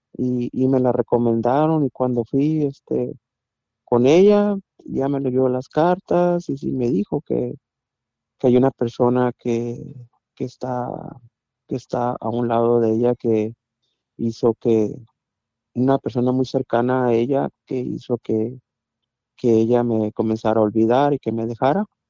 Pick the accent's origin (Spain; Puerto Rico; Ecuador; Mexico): Mexico; Mazatlán, Sinaloa; moved away; yo soy de Mazatlán, de Mazatlán, Sinaloa, yo soy allá